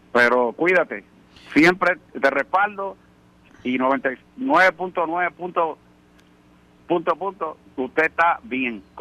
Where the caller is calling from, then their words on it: Orlando, Florida, United States; Creo que soy yo … de Orlando.